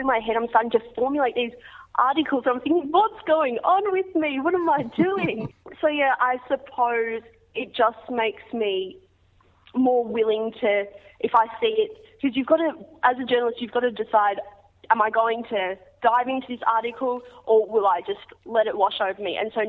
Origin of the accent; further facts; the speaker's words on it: Australia; As an Australian kid, I think it's just embedded into my brain as soon as I'm born that sport is just an integral part of life.